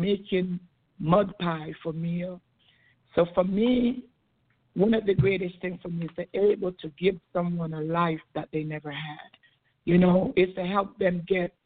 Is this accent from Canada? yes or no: no; Jamaica; born or raised there; now in United States